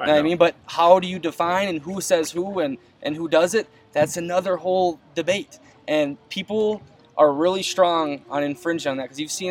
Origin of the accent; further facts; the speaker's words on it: United States; This is what I was born with, lived in this country. I'm an American.